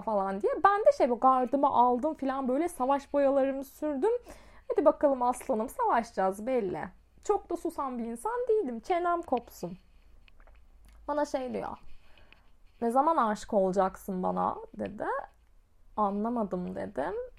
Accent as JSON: {"language": "Turkish", "region": "Osmaniye", "country": "Turkey"}